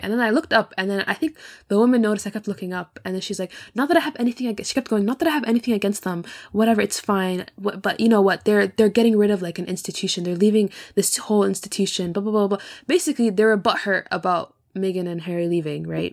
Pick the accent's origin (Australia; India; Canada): Canada; moved away as an adult; now in Scotland, United Kingdom; I'm born and bred in Canada